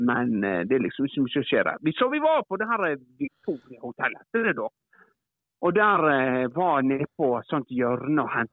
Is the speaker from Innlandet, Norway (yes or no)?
no; Ålesund, Møre og Romsdal, Norway; now in Svelgen, Norway; Eh, kom jeg fra Ålesund da, og flytta ned her til Svelgen.